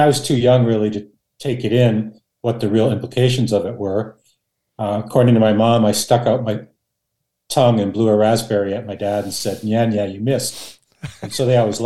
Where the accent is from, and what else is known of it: Canada; born or raised there; first language Dutch; English is a second language